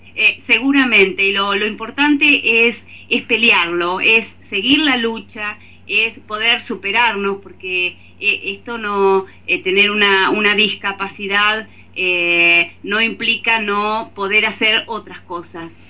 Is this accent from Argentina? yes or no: yes; Tres Arroyos, Buenos Aires Province, Argentina; yo soy de Argentina. Eh, yo vivo en el sur de la provincia de Buenos Aires, en una localidad que se llama Tres Arroyos